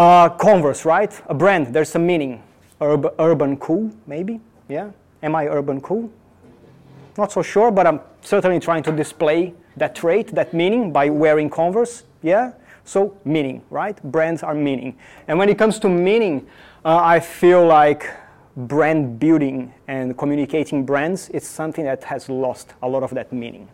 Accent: São Paulo, Brazil; moved away; I am originally from Brazil, from São Paulo

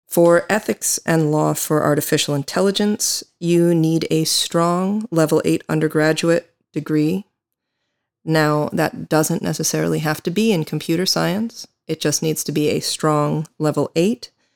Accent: United States; moved away; I am an American attorney

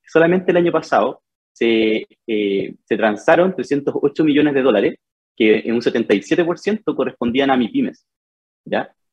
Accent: Fifth Region, Valparaíso, Chile; moved away as an adult; now in Santiago, Chile; Soy de, la quinta región, ya, estudié en la Universidad del Paraíso Diseño

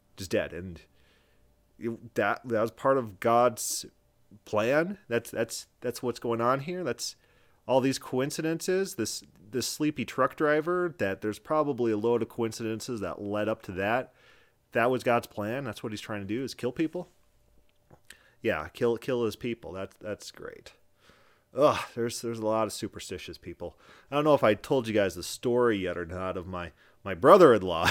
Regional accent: South Dakota, United States; moved away; I was from South Dakota at the time

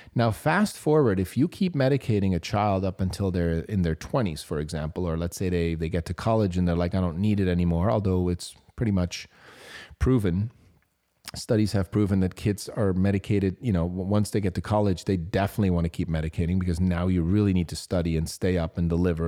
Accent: Switzerland; I was considered as A D H D growing up in Switzerland

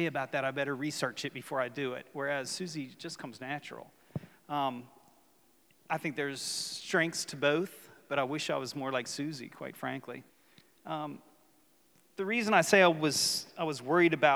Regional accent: West Virginia, United States; moved away as an adult; also born or lived in Ocean City; when I was young, I grew up in West Virginia

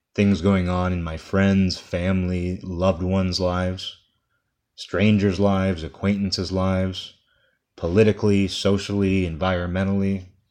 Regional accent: United States; I'm speaking as an American here

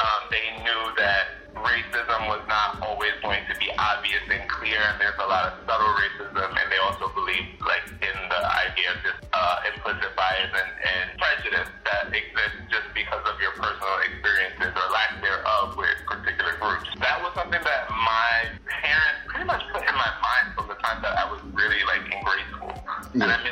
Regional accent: New York City, New York, United States; I grew up on basically what would be considered the Upper West Side in a project housing

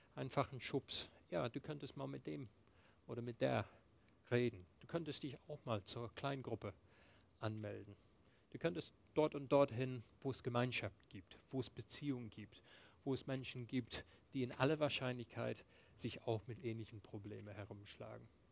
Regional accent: England, United Kingdom; moved away; ich bin in England aufgewachsen. Meine, meine Eltern haben mit mir Englisch gesprochen

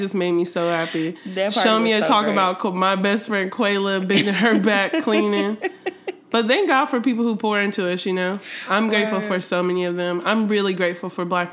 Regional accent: Columbus, Ohio, United States; I am from Columbus, Ohio

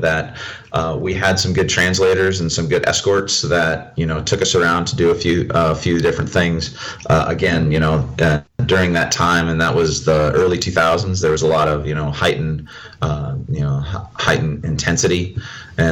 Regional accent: Iowa, United States; moved away as an adult; also born or lived in East Coast / Washington State; now in Arizona, United States; I grew up in Iowa. Okay. So, my first 18 years were in Iowa.

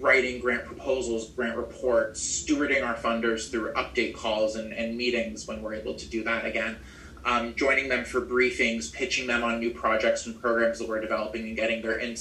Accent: Maine, United States; moved back to my home state of Maine

